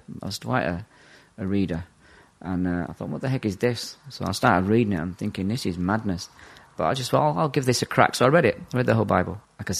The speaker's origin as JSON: {"language": "English", "region": "England", "country": "United Kingdom", "tie": "born or raised there", "also_born_or_lived": "Ireland", "said": "I'm actually Irish by birth, but was shipped over to England in the late 70s and put in a big kids' home out there. So I had a wild upbringing, living on the streets."}